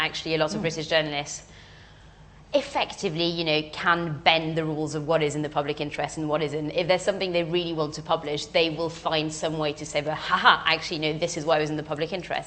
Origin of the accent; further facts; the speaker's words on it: France; now in United Kingdom; I'm French as well and grew up in France